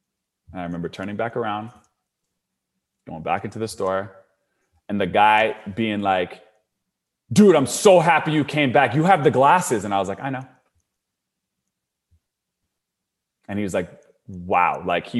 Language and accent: English; Canada; Like I'm from Canada. This is in the States.